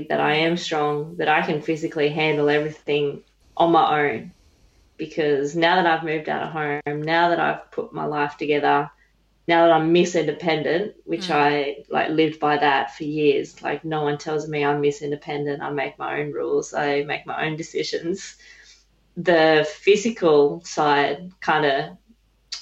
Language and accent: English; Dubbo, New South Wales, Australia; originally I grew up in Dubbo, New South Wales